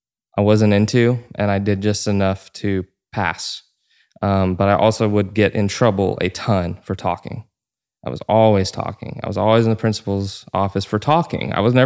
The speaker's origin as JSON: {"language": "English", "region": "Georgia", "country": "United States", "tie": "born or raised there"}